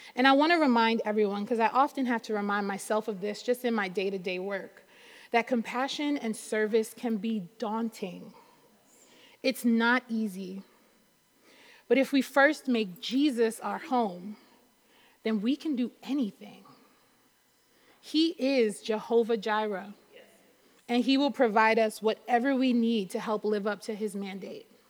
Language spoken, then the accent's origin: English; New York City, New York, United States; also born or lived in North Carolina / Brooklyn; even though I'm in Brooklyn now, I was born and raised in Queens